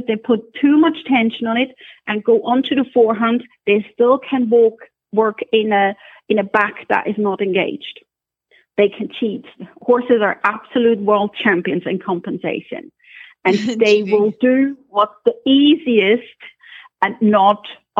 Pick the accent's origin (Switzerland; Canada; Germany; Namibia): Switzerland; accent: Scottish; also born or lived in Scotland; now in Ireland; I'm originally from Switzerland. Then I used to work in Scotland for a while, for several years, and now we're in Ireland